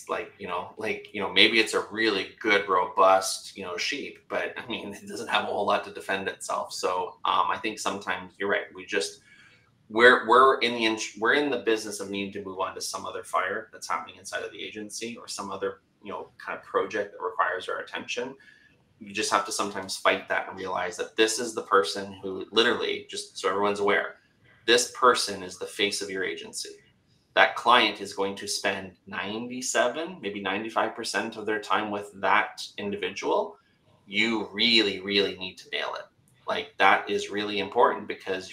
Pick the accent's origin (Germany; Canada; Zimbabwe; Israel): Canada; accent: Canadian; I'm Canadian